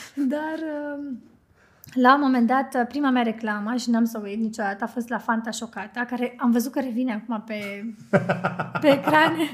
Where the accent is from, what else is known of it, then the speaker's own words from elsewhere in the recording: Bucharest, Romania; moved away as an adult; also born or lived in London; now in Cluj-Napoca, Romania; eu am copilărit în București uh, și am făcut și adolescența acolo